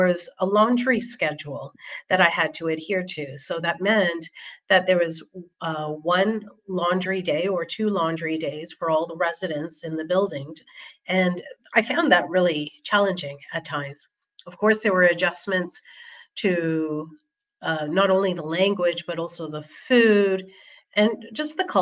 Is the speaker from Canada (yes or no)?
yes; Toronto, Ontario, Canada; moved away as an adult; now in Switzerland; born and brought up in Toronto, Canada